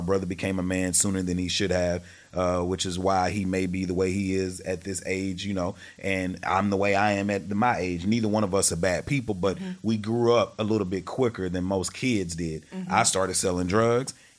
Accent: Texarkana, United States; I'm from Texarkana, the country

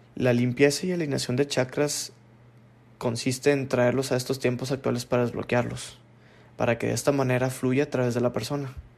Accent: Monterrey, Nuevo León, Mexico; nací en Monterrey, Nuevo León

